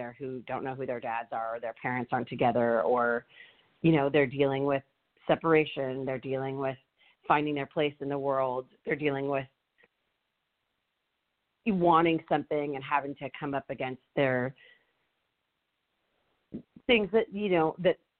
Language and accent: English; San Francisco, California, United States; I grew up in San Francisco.